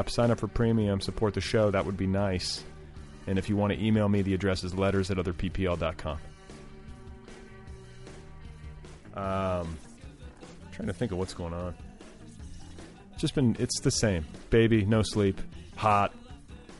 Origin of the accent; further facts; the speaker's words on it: Indiana, Wisconsin, Midwest, United States; moved away; I grew up in Indiana, in Wisconsin